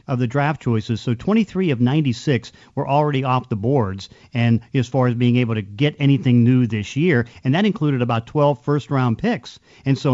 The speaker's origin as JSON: {"language": "English", "town": "Pittsburgh", "region": "Pennsylvania", "country": "United States", "tie": "born or raised there", "moved": "yes", "lives_now": "Seattle, United States", "said": "I came from Pittsburgh"}